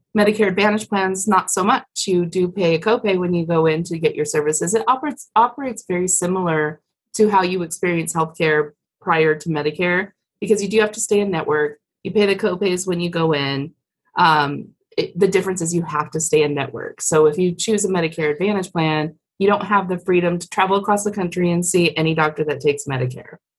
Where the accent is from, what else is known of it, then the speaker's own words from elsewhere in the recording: Colorado, United States; I grew up in Colorado